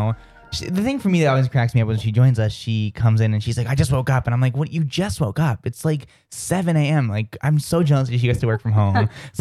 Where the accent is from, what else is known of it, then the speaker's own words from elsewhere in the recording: outside of Boston, Massachusetts, United States; I come from, like, outside of Boston, so saying all those R's is so weird for me.